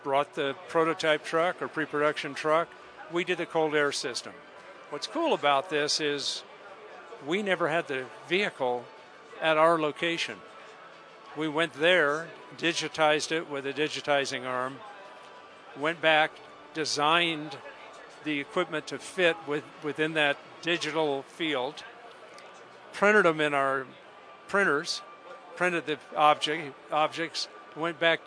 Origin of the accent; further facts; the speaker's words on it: United States; I'm an American.